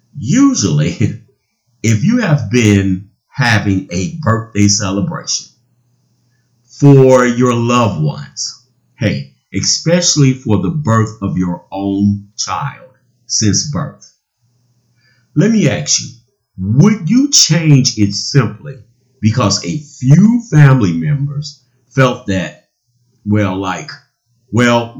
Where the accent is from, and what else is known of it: United States